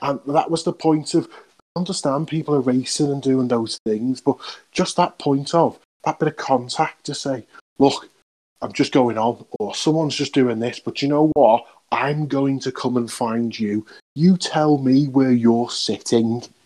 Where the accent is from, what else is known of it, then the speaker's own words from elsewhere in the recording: United Kingdom; because we are British and we are a bit nice like